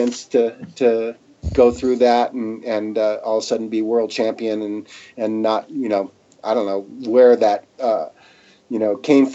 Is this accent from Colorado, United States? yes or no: yes; Colorado, United States; I'm from Colorado